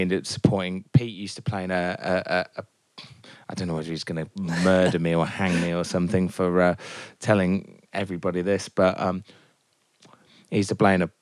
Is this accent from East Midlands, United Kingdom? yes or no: yes; Northampton, East Midlands, United Kingdom; moved away; I'm originally from Northampton